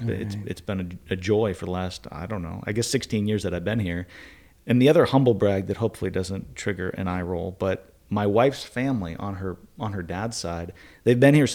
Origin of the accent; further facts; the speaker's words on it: Northeast, United States; I grew up in the Northeast, so it was so hot.